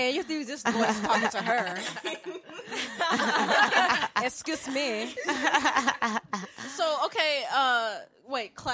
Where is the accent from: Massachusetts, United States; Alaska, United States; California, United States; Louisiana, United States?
Louisiana, United States; Yeah, I'm originally from Louisiana.